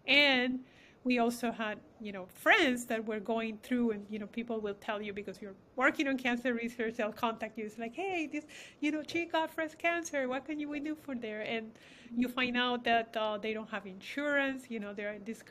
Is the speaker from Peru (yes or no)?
yes; Peru; moved away; We have Hispanic background. I come from Peru